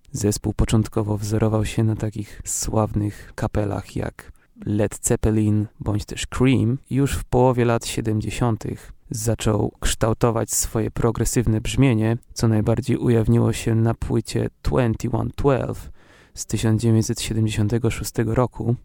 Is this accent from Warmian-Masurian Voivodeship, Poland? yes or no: yes; Olsztyn, Warmian-Masurian Voivodeship, Poland; Pochodzę z Olsztyna.